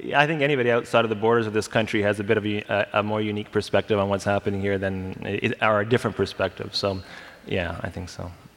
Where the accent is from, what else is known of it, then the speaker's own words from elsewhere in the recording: Canada; we're Canadian